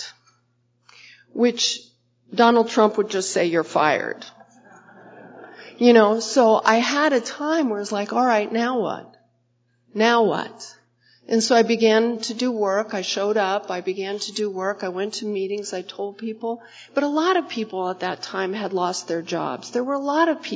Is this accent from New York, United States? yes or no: yes; New York City, New York, United States; I'm a New Yorker